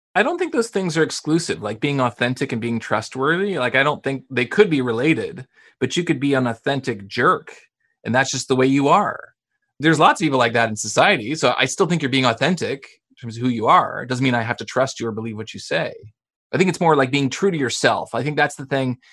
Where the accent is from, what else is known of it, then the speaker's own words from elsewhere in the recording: Canada; accent: Canadian; as a Canadian, which you'll hear. I mean, I say process and project and about